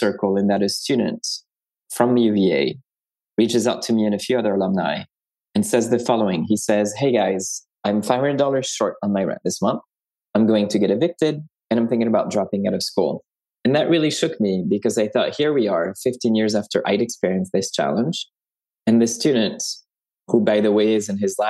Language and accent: English; France; moved away as an adult; now in United States; I was myself an international student from France to the US. I was born in France.